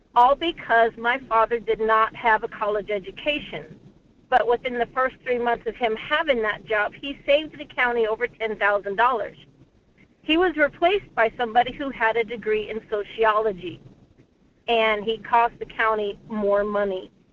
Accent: Texas, United States; now in Anchor Point, United States; I grew up in Texas

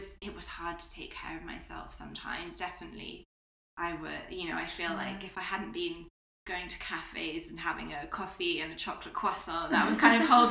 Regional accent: United Kingdom; now in Spain; I'm British as well

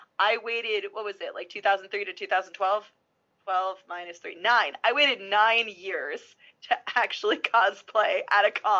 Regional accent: New Rochelle, New York, United States; now in Massachusetts, United States; I was a 10506 for a little while. I originally grew up in New Rochelle, which is just outside of New York City. I live in Massachusetts now, just outside of Boston. So I went from like kind of a big city to a kind of a small city.

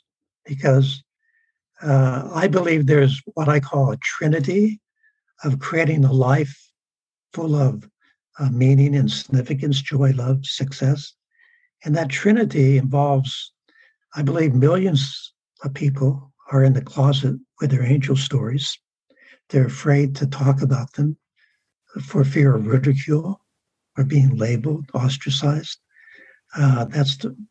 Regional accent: San Diego, California, United States; I grew up in San Diego

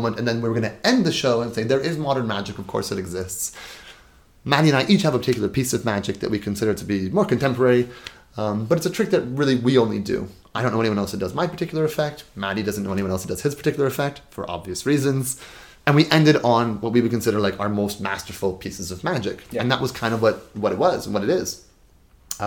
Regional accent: Toronto, Ontario, Canada; we're both from Toronto

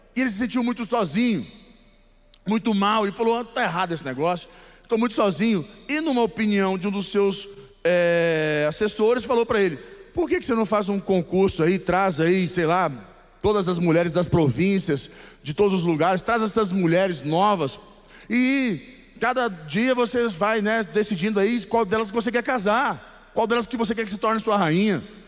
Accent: Goiás, Brazil; eu sou goiano. Não tem como ser diferente. Eu sou goiano

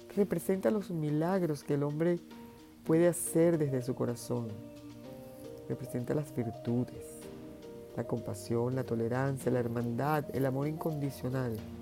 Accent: Venezuela; en Venezuela, donde yo nací

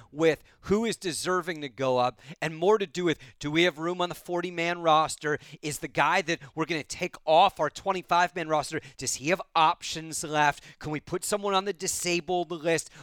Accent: Bay Area, California, United States; moved away; I grew up in the Bay Area, the Oakland Coliseum and Candlestick Park.

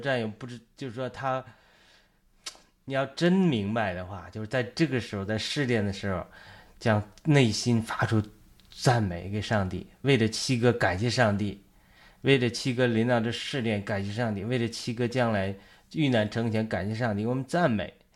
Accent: China; 我们中国人

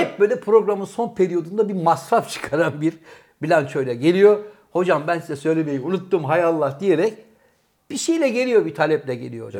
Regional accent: Bursa, Turkey; born or raised there; also born or lived in Trabzon

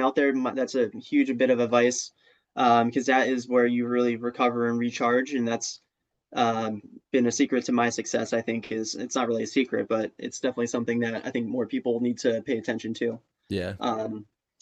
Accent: New Jersey, United States; also born or lived in Oklahoma; now in Rhode Island, United States; New Jersey, my home state

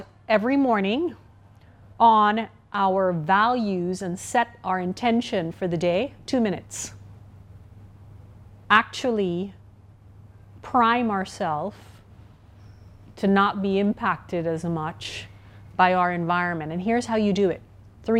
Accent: Trinidad & Tobago; I'm from the Caribbean, Trinidad and Tobago.

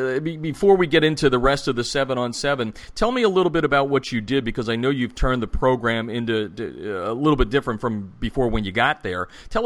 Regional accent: Pennsylvania, United States; moved away; I'm from the Pennsylvania area originally, and we're still trying to figure out the forward pass.

